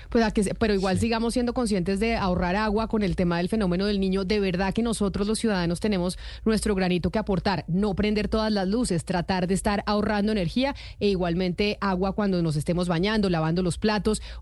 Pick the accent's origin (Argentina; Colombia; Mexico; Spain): Colombia; Bogotá; yo como bogotana, porque estoy desde Bogotá, nací en esta ciudad, amo a Bogotá